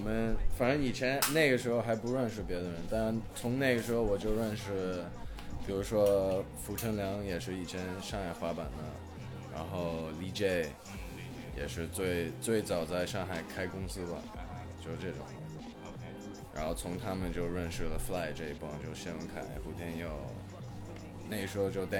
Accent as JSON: {"language": "Chinese", "country": "China", "tie": "born or raised there", "also_born_or_lived": "Hong Kong", "said": "我是一个香港出生的英国的混血，我妈是英国的，我爸是香港的，然后从小就住在中国"}